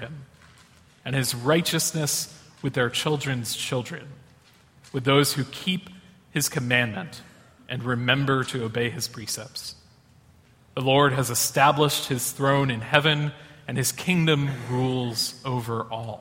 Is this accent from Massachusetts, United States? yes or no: yes; Boston, Massachusetts, United States; moved away; I'm from Boston, Massachusetts.